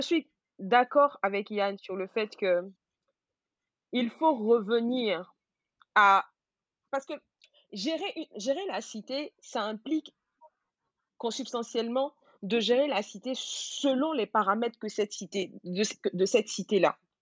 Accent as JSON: {"language": "French", "country": "Côte d’Ivoire", "also_born_or_lived": "France", "first_language": "Gouro", "second_language": "French", "moved": "yes", "said": "je suis gourou, euh, de père et de mère, mais je suis ivoirienne"}